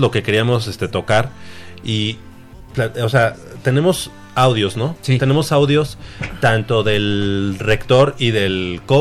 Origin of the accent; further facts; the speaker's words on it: Mexico; Se acuerden de que somos eh, orgullosamente mexicanos